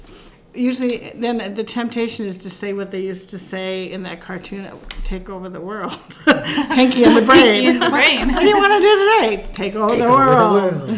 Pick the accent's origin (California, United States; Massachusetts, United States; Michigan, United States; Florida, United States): California, United States; Lodi; now in St. Paul, United States; I'm originally from Lodi, where this kitchen is.